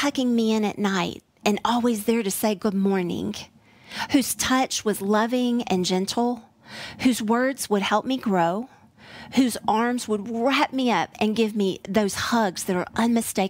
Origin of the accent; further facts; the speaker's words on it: Tennessee, United States; also born or lived in Midwest; now in Texas, United States; I have a lovely accent that is not Texas-based. I was born in the Midwest. I was raised in Tennessee, and I am coming alive in Texas